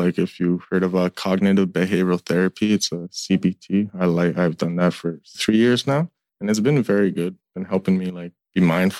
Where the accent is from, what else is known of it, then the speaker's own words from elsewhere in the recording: Sandy Lake, Ontario, Canada; moved away; I'm from Sandy Lake, Ontario.